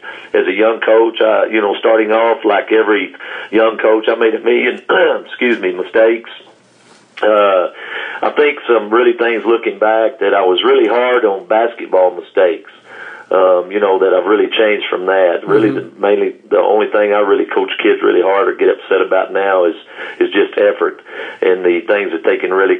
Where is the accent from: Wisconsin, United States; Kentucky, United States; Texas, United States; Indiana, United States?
Texas, United States; Burkburnett; also born or lived in Wichita Falls; I'm from Burke Burnett, and it's the only place I've ever coached.